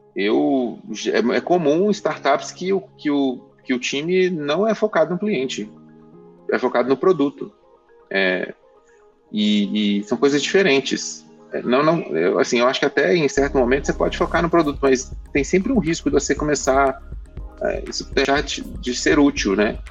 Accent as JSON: {"language": "Portuguese", "region": "Minas Gerais", "country": "Brazil", "accent": "mineiro", "said": "Posso falar com o sotaque mineiro à vontade"}